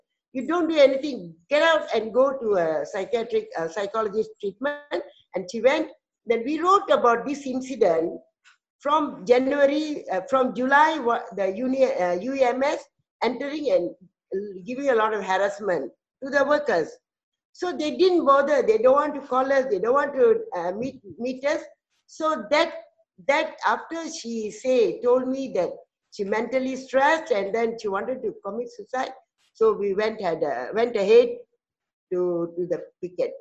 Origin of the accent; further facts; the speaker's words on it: Malaysia; from Malaysia